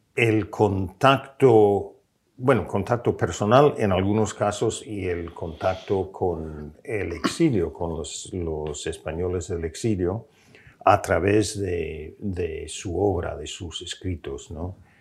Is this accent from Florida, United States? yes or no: no; California, United States; moved away as an adult; also born or lived in Washington; más cerca de, de mi tierra, de, California